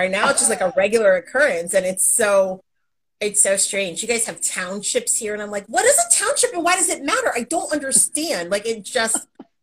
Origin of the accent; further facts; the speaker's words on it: Connecticut, United States; moved away; I grew up in Connecticut